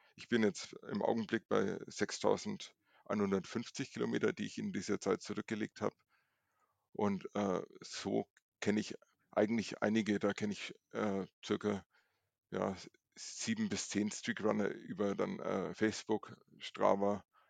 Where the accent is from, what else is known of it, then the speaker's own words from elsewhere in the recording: Nuremberg, Bavaria, Germany; ich komme aus Nürnberg, bin 41 Jahre alt